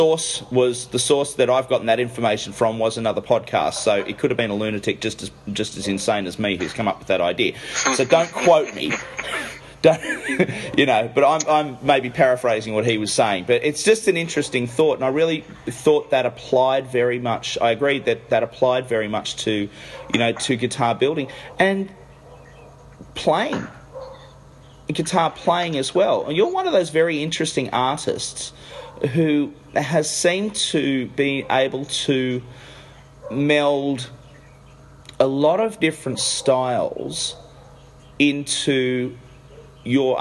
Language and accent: English; Australia; I'm not from America. So when I say this as an Australian